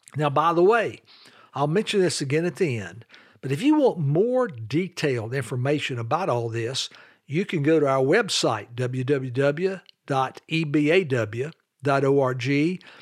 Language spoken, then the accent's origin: English; Charlotte, North Carolina, United States; also born or lived in Greensboro, North Carolina; I grew up in Charlotte, North Carolina with dad, mom, and one younger sister